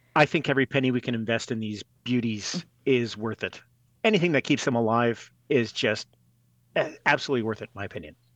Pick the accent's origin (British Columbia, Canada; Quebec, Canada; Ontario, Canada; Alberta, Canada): Alberta, Canada; Edmonton; I grew up in Edmonton.